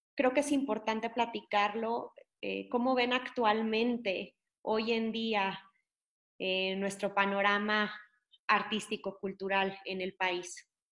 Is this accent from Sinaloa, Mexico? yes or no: no; Nuevo León, Mexico; moved away; yo soy de Nuevo León y mm, siempre he sido amante de las artes, pero desgraciadamente cuando yo crecí en Nuevo León solo tenía acceso a la danza